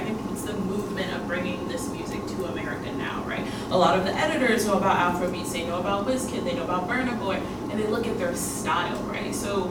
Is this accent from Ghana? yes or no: yes; Ghana; I'm Ghanaian, so I try to help as much with the West African storytelling as possible.